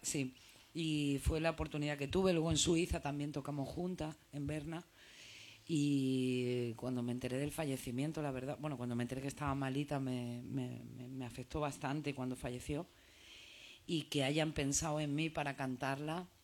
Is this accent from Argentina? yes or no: no; Granada, Andalusia, Spain; moved away as an adult; also born or lived in Madrid; now in Barcelona, Spain; yo soy de Granada, he vivido en Madrid y ahora vivo en Barcelona